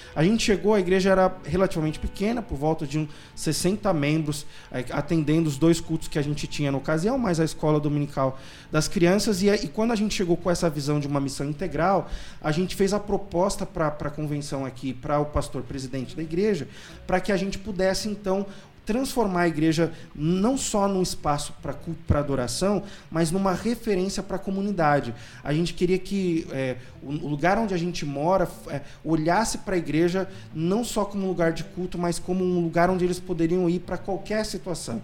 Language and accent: Portuguese; São Paulo, Brazil; eu sou paulistano, casado com uma recifense, a Débora.